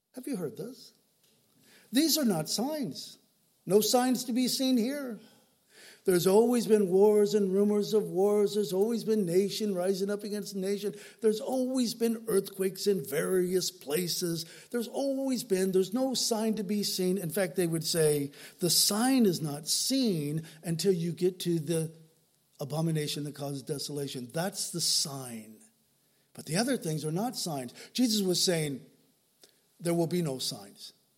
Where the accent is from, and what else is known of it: Southern California, United States; born or raised there